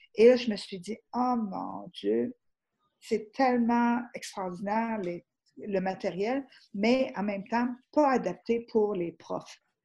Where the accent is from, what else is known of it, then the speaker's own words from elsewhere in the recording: Rivière-du-Loup, Quebec, Canada; je ne suis même pas anglophone, je ne suis pas, je, je suis de la Rivière-du-Loup